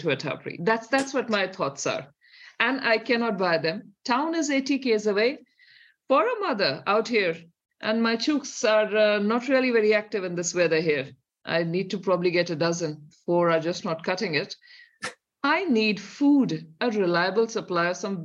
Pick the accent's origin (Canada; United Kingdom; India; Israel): India; accent: Indian; moved away as an adult; now in New Zealand; if you hear by my accent, there's a definite Indian here, which is still deep in me